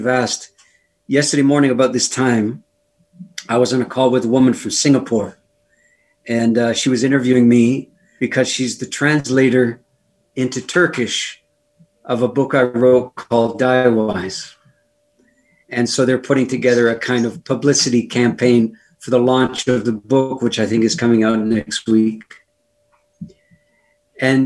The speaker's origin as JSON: {"language": "English", "country": "Canada", "said": "Being a Canadian"}